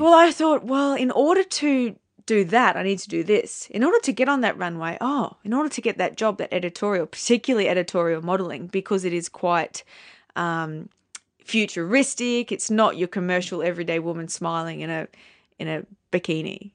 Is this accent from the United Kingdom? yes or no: no; Townsville, Queensland, Australia; moved away as an adult; also born or lived in New York; I come from Townsville.